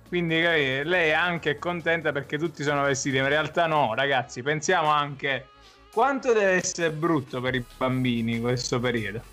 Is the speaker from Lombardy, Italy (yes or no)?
no; Pertosa, Campania, Italy; C'è un piatto assurdo che si fa solo nel mio paesino, Pertosa